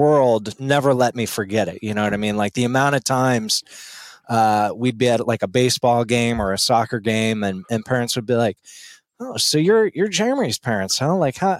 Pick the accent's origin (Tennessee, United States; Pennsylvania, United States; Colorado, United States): Colorado, United States; Littleton; I was born and raised in Denver, actually. Okay. Littleton, to be more exact.